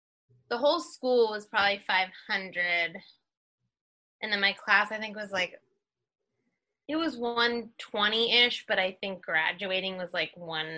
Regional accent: Wells, Maine, United States; Well, I'm from a small town called Wells, which is also kind of, you share in Maine because the communities are so small, you kind of share towns. So Wells and Ogunquit are kind of a group.

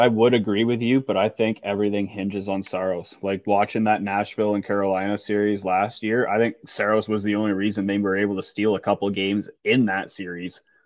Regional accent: Toronto, Ontario, Canada; growing up around Toronto and a bunch of family, friends and family or Leaf fans

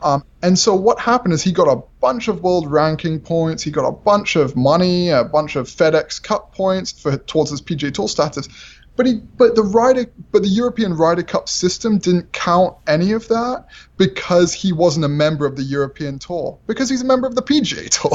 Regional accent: England, United Kingdom; I'm English

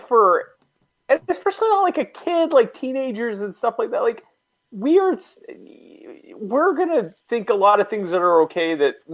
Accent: the South, United States; I was raised in the South. I don't sound like it, but I'm a Southerner. I sound like this because my parents are from up north, but I'm a Southerner.

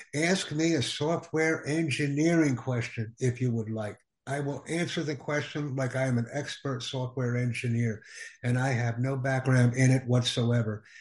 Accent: Peshawar, Khyber Pakhtunkhwa, Pakistan; I am from Pakistan, city of Peshawar. I have done my second year from Army Public School in Peshawar

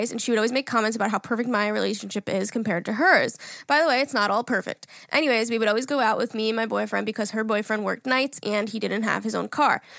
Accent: California, United States

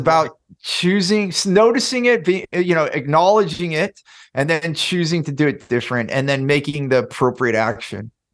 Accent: Silicon Valley, California, United States; I grew up in Silicon Valley, in California

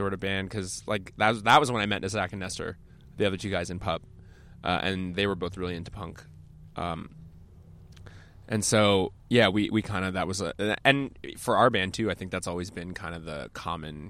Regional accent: Canada

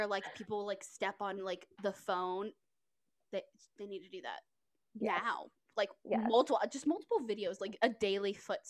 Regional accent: Texas, United States; it's where I live. Which is funny because I'm actually from Texas, so it's interesting.

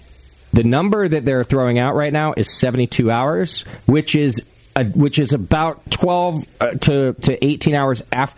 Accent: Los Angeles, California, United States; When I was a kid in L.A., all my friends and all my neighbors were the kids my age.

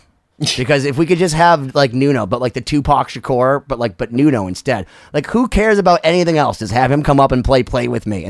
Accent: Massachusetts, United States; because I'm from Massachusetts and my fiance is from the Azores

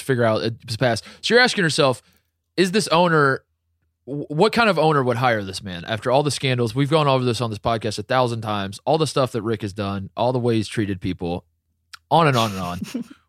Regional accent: Columbus, Ohio, United States; right as the Blue Jackets, my hometown team, went on a massive winning streak

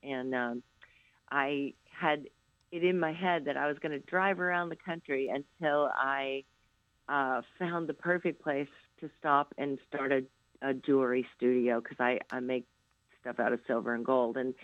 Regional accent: a little town outside of Moline, Illinois, United States; moved away; I grew up in a little cornfield town outside of Moline, Illinois

